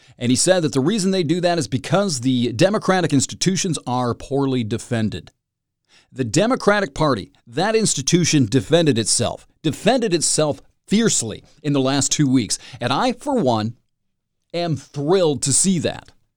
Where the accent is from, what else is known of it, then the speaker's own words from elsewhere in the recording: Michigan, United States; here in my home state